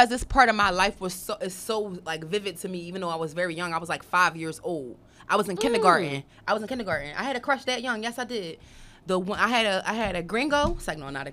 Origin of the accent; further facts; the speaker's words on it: Philadelphia, Pennsylvania, United States; I was born in Philadelphia, Temple Hospital to be exact